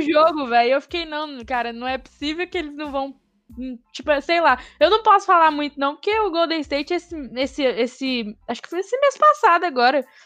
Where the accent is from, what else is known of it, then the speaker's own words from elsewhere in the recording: Minas Gerais, Brazil; Eu sou de Minas